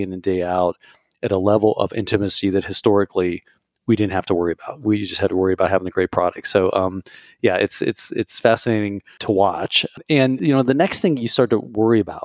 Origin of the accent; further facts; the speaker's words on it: Ohio, United States; I was raised in Ohio